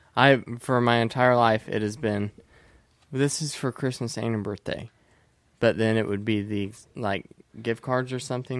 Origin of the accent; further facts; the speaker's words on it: Indiana, United States; I'm from Indiana and everybody is rural